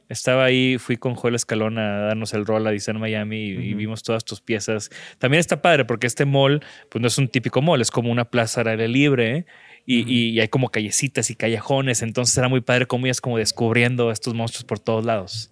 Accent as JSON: {"language": "Spanish", "country": "Mexico", "said": "somos de México"}